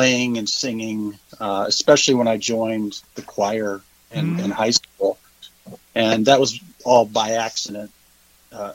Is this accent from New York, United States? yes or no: no; Cleveland, Ohio, United States; also born or lived in Georgia / Kentucky / South Carolina; now in Hilton Head Island, United States; I'm originally from Cleveland, Ohio.